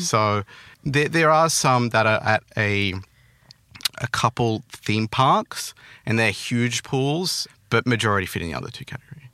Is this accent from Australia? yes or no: yes; Australia; accent: Australian; I grew up, I was born there, um, till maybe, like, I don't know, eighteen when I went to uni. So I, that was pretty much my childhood